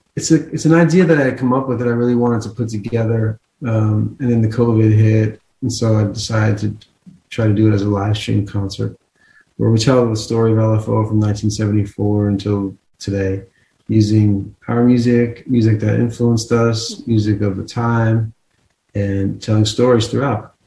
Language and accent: English; New Jersey, United States; moved away; also born or lived in Texas; I grew up in New Jersey and then I moved to Texas